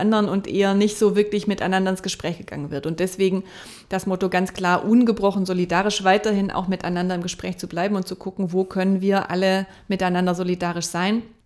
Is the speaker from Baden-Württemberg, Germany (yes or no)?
yes; near Stuttgart, Baden-Württemberg, Germany; now in Hamburg, Germany; Ich komme ja aus der Nähe von Stuttgart